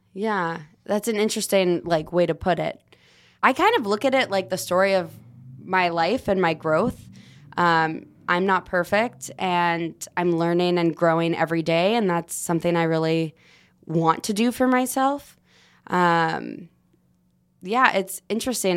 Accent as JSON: {"language": "English", "town": "Los Angeles", "region": "California", "country": "United States", "tie": "born or raised there", "said": "I am born and raised in Los Angeles"}